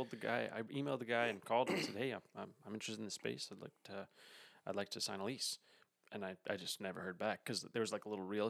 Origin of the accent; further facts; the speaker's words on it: Port Jefferson, New York, United States; also born or lived in Montauk, New York; So I grew up in Port Jefferson, or a town over from Port Jefferson. It's like a little sailing village in Long Island on the North Shore.